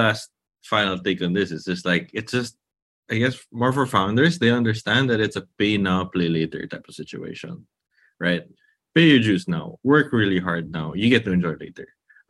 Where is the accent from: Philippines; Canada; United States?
Philippines; from the Philippines.